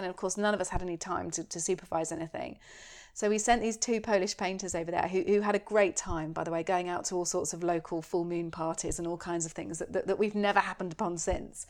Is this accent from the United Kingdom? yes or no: yes; United Kingdom; I'm so British